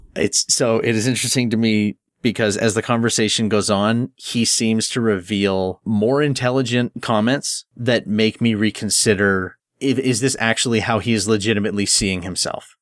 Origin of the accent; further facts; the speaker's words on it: Canada; I'm Canadian